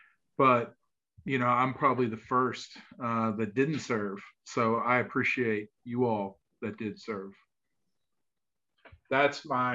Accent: Southern West Virginia, United States; I was born and raised in Southern West Virginia. And so, you know, Yeager is obviously, you know, a hero where I come from.

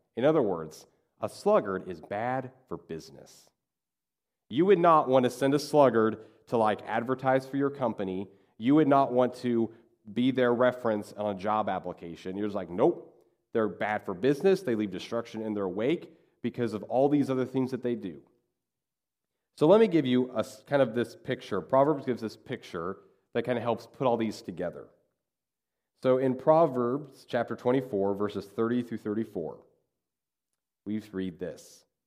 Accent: Kansas, United States; when I grew up in Kansas, we had a lot of farmers in our community

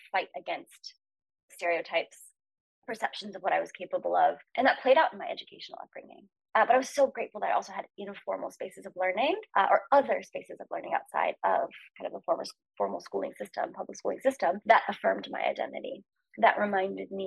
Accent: Norman, Oklahoma, United States; my family lived in Norman

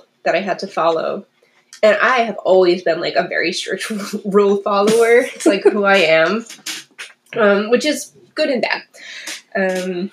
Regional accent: New England, United States; We like grew up going to church. We went every Sunday, and it was a priority for my family, which was cool, and I think taught me a lot. But we were very like New England-y

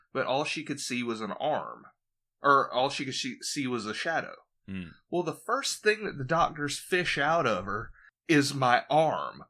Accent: Georgia, United States; also born or lived in Jacksonville, Florida; I was born in Georgia

